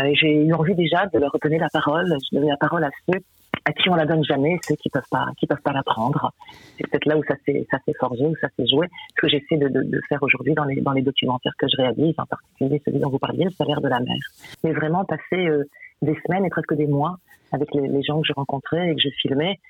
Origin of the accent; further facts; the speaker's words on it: the North, Hauts-de-France, France; je suis du Nord